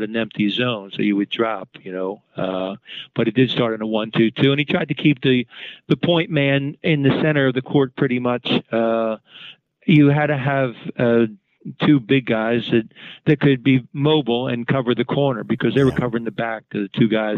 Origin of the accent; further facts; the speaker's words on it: Philadelphia, Pennsylvania, United States; I grew up in West Philly.